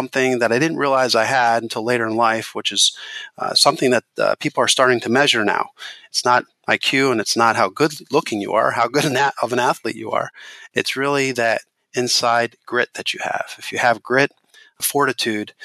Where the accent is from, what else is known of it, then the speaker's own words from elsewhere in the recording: Hershey, Pennsylvania, United States; I grew up in Milton Hershey School